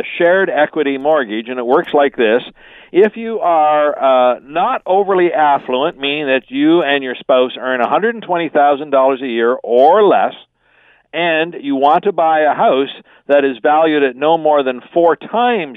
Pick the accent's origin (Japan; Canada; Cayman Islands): Canada; as a Canadian